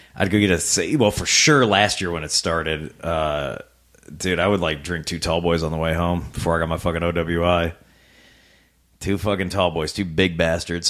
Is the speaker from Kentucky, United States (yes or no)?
no; Rock Island, Illinois, United States; Born and raised in Rock Island, um, most of my life